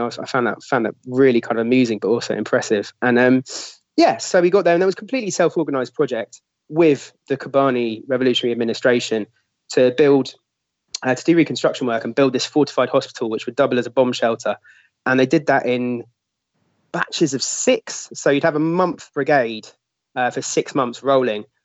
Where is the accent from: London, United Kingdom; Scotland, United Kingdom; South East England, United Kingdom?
London, United Kingdom; I'm a Londoner